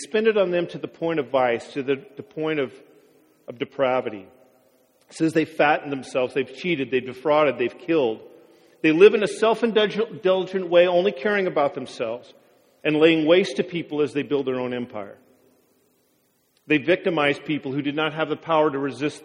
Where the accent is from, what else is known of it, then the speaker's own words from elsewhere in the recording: Wapato, Washington, United States; I grew up in Wapato